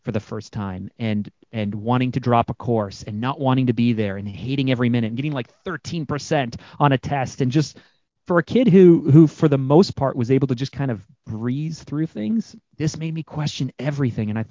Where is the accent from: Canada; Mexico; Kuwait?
Canada; I'm Canadian